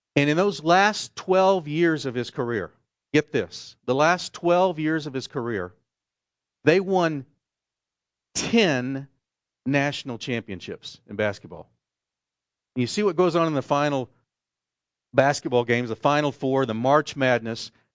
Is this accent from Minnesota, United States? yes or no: no; Oklahoma, United States; moved away; where I grew up in Oklahoma